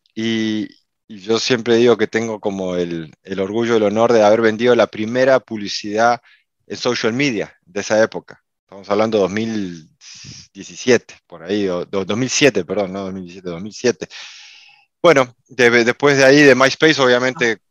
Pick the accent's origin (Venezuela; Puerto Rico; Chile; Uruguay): Uruguay; now in Miami, United States; soy uruguayo, eh, aunque vivo en Miami, en Estados Unidos hace muchísimos años